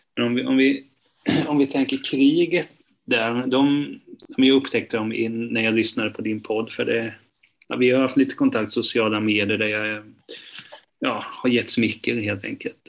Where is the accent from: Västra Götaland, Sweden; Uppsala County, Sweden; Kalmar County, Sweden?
Kalmar County, Sweden; Hultsfred; now in Kalmar, Sweden; jag är uppväxt eh, utanför Hultsfred